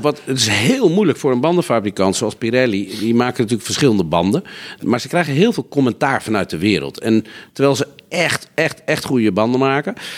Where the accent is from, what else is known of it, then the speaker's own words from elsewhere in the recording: Netherlands; als Nederlanders